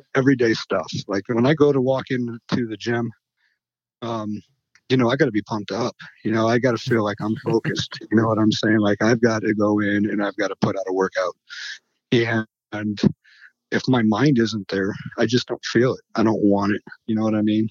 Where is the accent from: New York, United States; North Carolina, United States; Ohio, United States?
Ohio, United States; Sandusky; moved away as an adult; now in Fort Wayne, United States; I'm from Sandusky, Ohio. I'm an Ohio boy too